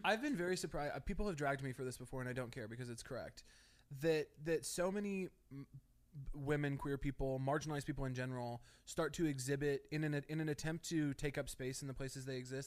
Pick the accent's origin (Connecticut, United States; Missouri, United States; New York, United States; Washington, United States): Missouri, United States; moved away as an adult; also born or lived in Chicago; now in Los Angeles, United States; I grew up in Missouri in a very small town